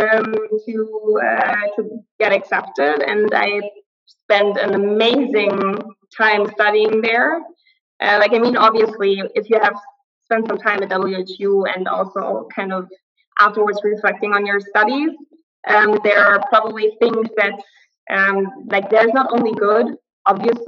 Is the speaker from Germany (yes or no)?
yes; Aachen, North Rhine-Westphalia, Germany; now in Berlin, Germany; I was born in Aachen. I was told it's the most Western city in Germany